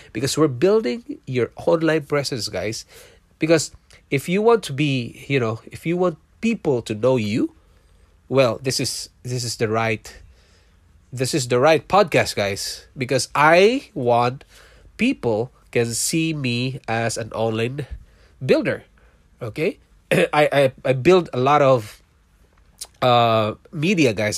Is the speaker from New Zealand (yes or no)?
no; Philippines; moved away as an adult; also born or lived in Singapore; now in Toronto, Canada; I was born in Philippines. I'm a Filipino